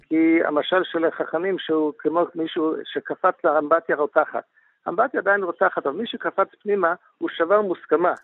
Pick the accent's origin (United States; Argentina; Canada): United States; moved away; also born or lived in Israel; אני גדלתי בארצות הברית